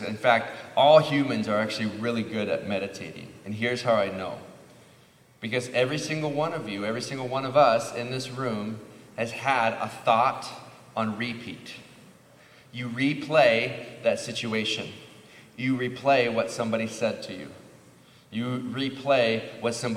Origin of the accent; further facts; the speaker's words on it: Midwest, United States; Growing up in the Midwest, there was farms and corn and cows